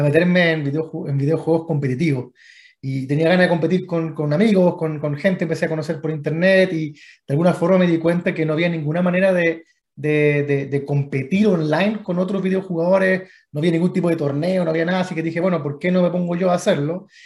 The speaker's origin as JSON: {"language": "Spanish", "country": "Chile", "tie": "born or raised there", "said": "estoy ya eh, hace, hace, mucho tiempo en, en, en Chile, donde básicamente me crié"}